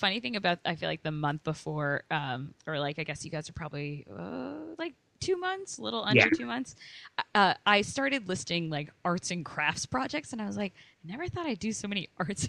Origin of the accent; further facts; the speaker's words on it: Boston, Massachusetts, United States; I grew up in West Roxbury.